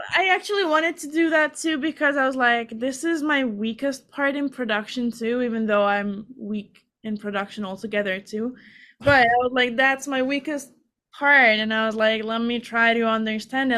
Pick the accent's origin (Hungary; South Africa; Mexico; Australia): Hungary; moved away as an adult; now in United States; I'm from Hungary